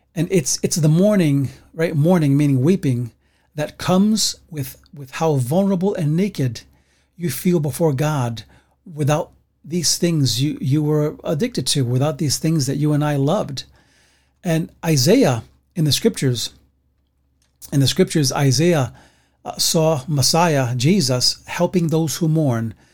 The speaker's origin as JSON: {"language": "English", "town": "New York City", "region": "New York", "country": "United States", "tie": "born or raised there", "said": "I grew up like that in the Bronx"}